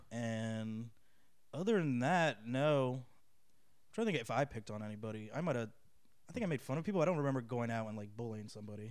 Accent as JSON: {"language": "English", "town": "Boca Raton", "region": "Florida", "country": "United States", "tie": "born or raised there", "also_born_or_lived": "Passaic, New Jersey", "said": "grew up in Florida"}